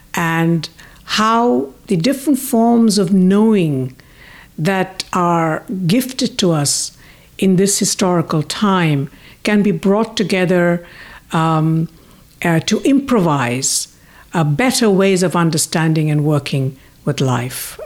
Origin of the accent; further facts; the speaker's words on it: India; moved away; also born or lived in United Kingdom / United States; I was born in India, but I lived in the U K and most of my life, I mean, more than half of my life in the U S